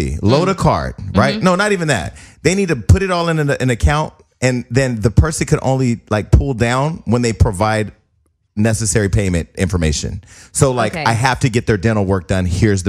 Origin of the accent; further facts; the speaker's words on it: Bay Area, California, United States; I'm from the Bay Area.